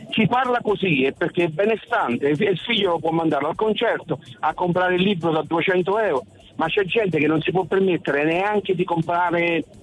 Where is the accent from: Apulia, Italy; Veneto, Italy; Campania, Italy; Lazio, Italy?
Campania, Italy; now in Milan, Italy; sono campano, sono in autostrada e sto ritornando nella mia amata Milano perché ormai sono 40 anni che vivo a Milano.